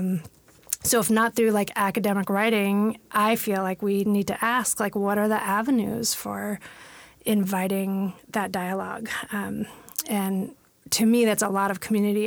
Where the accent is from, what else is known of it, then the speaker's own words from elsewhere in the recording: San Francisco, California, United States; moved away as an adult; now in Washington, United States; being born and raised in San Francisco